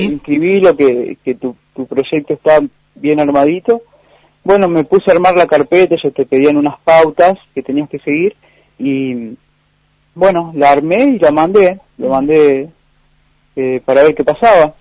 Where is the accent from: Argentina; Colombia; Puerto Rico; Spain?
Argentina; María Juana, Santa Fe; also born or lived in Córdoba; now in San Francisco, Argentina; para los allegados de cada lugar soy eh, el chico de María Juana